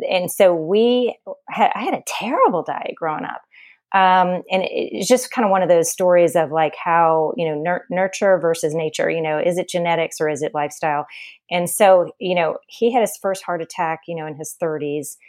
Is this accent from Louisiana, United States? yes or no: yes; New Orleans, Louisiana, United States; now in Charleston, United States; I grew up in New Orleans, which is the town of indulgence and Mardi Gras.